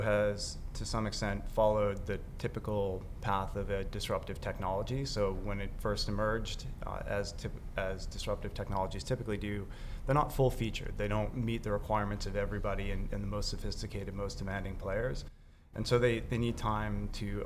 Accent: United States; being an American

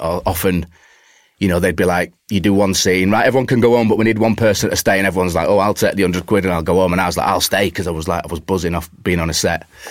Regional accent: Warrington, North West England, United Kingdom; moved away as an adult; also born or lived in Manchester; now in London, United Kingdom; I was growing up in Warrington. My my family is still in Warrington.

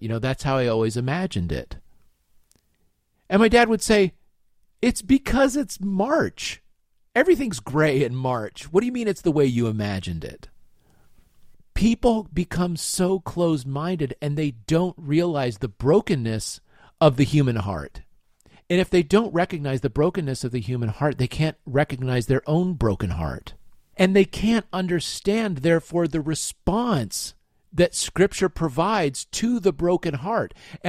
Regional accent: Littleton, Colorado, United States; I went to Columbine High School.

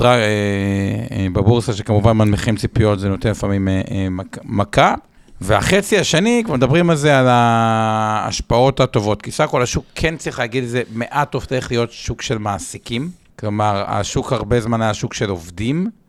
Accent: Israel; בתור ישראלים

